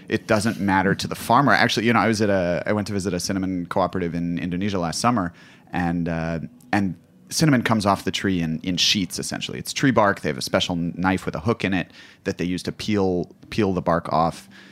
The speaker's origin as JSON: {"language": "English", "country": "United States", "also_born_or_lived": "Kabul, Afghanistan", "said": "me as an American"}